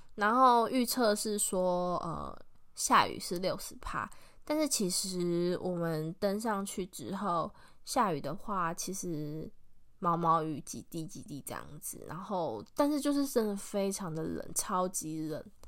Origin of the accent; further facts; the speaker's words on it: within sight of Guishan Island, Yilan County, Taiwan; 我从小真的就是有，就是看着龟山岛长大的